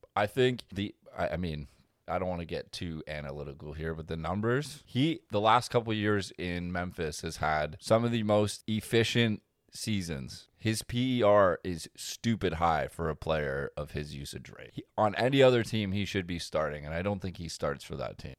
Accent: Canada; as a Canadian

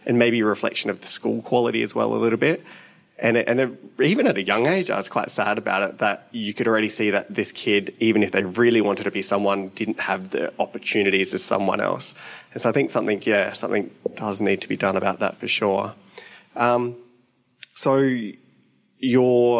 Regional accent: Gawler, South Australia, Australia; I grew up in Gawler

